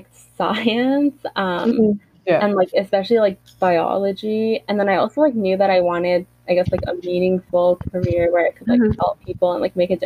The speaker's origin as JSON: {"language": "English", "country": "Canada", "said": "me being Canadian"}